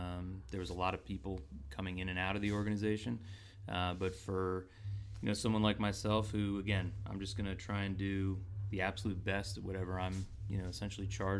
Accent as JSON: {"language": "English", "town": "San Diego", "region": "California", "country": "United States", "tie": "born or raised there", "said": "I grew up in San Diego."}